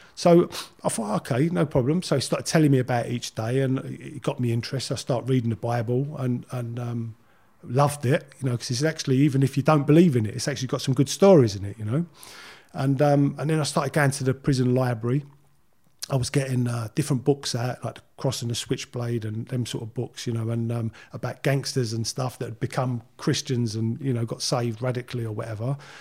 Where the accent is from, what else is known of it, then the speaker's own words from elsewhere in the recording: London, United Kingdom; moved away as an adult; I grew up in Leytonstone. Uh, uh, I was there till I was about twenty